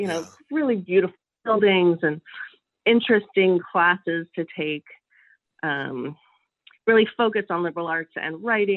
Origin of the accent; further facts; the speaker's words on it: Palo Alto, California, United States; I grew up in Palo Alto. My parents both went to Stanford and settled there.